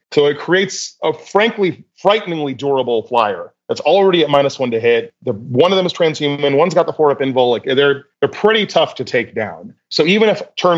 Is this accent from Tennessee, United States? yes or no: no; Austin, Texas, United States; I am from Austin, Texas, born and raised